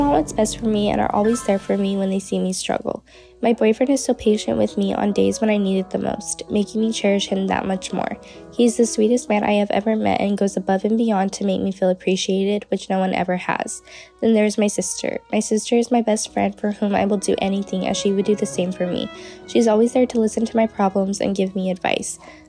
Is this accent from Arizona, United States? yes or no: yes; Globe, Arizona, United States; I am from Globe, Arizona